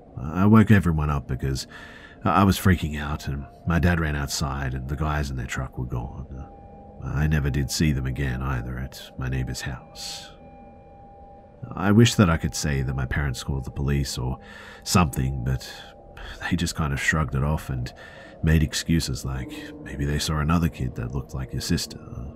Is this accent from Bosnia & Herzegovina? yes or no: yes; Bosnia & Herzegovina; I'm from Bosnia, Europe.